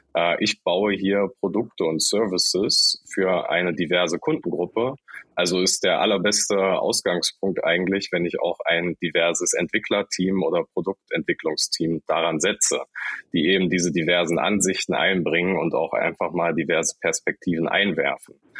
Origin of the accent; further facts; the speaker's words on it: Saxony-Anhalt, Germany; now in Hamburg, Germany; kein gebürtiger, sondern zugezogener Hamburger, komme aus Sachsen-Anhalt, aus dem Dörflichen ganz ursprünglich